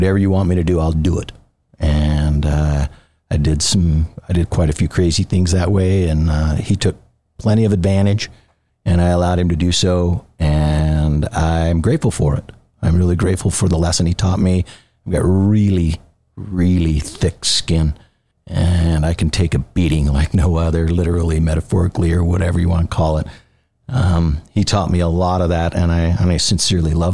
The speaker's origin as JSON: {"language": "English", "town": "Brigham City", "region": "Utah", "country": "United States", "tie": "born or raised there", "said": "I was born in Brigham City, Utah. I'm a son of a construction family. I was raised in a underground utility company"}